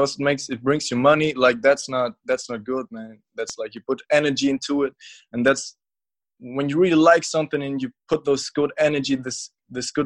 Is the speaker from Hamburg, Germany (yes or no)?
no; Munich, Bavaria, Germany; I'm from Munich, Germany